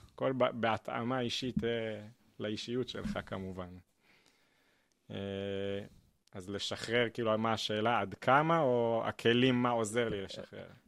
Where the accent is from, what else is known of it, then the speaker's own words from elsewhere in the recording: Petah Tikva, Central District, Israel; בפתח תקווה, שם גדלתי